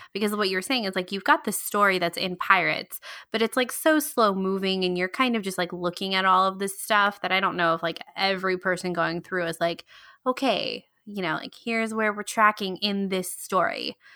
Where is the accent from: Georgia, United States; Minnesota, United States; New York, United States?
Georgia, United States; … and I, if you don't know, we lived in, we grew up in Georgia